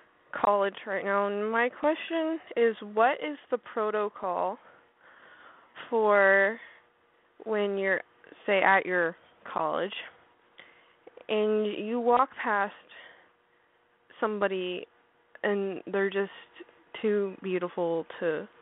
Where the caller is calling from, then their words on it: Arkansas, United States; 18, Arkansas.